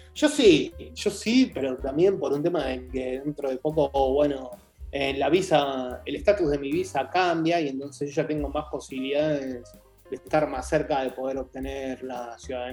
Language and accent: Spanish; Argentina; moved away as an adult; now in Germany; los argentinos acá somos excesivamente pocos